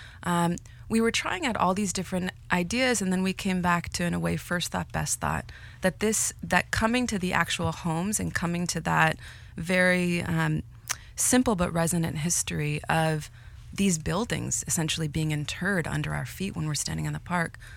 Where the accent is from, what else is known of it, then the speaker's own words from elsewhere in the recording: United States; also born or lived in Mexico City, Mexico; now in Chicago, United States; I grew up in the States in a multicultural community